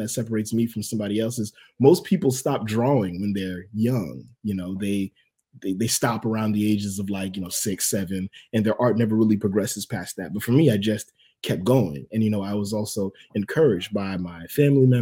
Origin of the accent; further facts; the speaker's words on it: Port St. Lucie, Florida, United States; also born or lived in Miami, Florida; I was born in Miami, Florida. I spent most of my adolescence here in my hometown in Port St. Lucie, Florida.